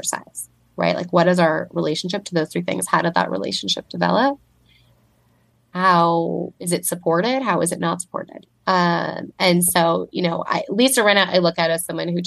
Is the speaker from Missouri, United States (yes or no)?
no; Southern California, United States; moved away as an adult; I do live in Southern California and I grew up here